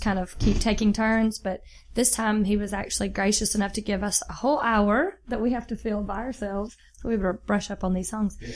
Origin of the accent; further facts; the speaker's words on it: Jackson, Mississippi, United States; grew up in Jackson, Mississippi